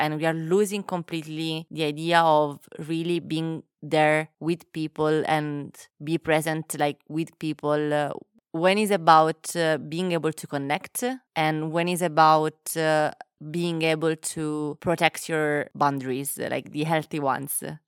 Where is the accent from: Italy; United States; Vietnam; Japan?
Italy; Naples, Campania; moved away; also born or lived in England / Milan; when I was growing up, and then I moved from Naples, and I went to other places like England or Milan